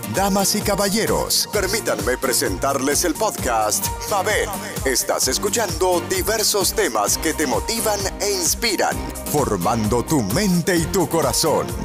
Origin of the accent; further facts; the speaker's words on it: Puerto Rico; accent: boricua; now in Dominican Republic; mi acento boricua, que generalmente lo tengo un poquito más escondido